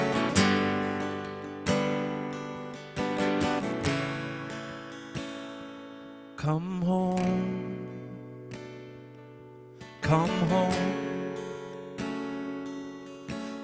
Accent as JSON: {"language": "English", "town": "South Bend", "region": "Indiana", "country": "United States", "said": "I'm from South Bend, Indiana"}